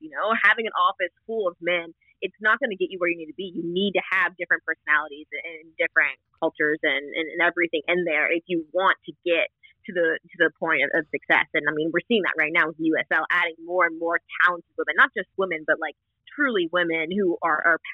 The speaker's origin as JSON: {"language": "English", "region": "Ohio", "country": "United States", "tie": "born or raised there"}